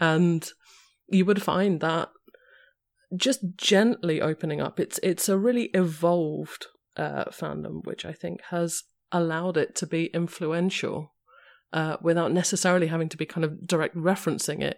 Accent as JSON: {"language": "English", "region": "London", "country": "United Kingdom", "said": "I am a Londoner"}